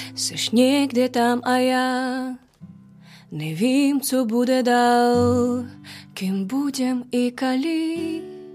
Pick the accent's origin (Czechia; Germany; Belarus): Belarus; Czech is a second language; now in Czech Republic; odkud jsem, říkal jsem z Běloruska